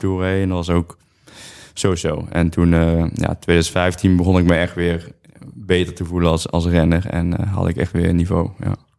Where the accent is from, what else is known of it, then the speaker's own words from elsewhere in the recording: Netherlands; ik uit Nederland kom en niet Colombia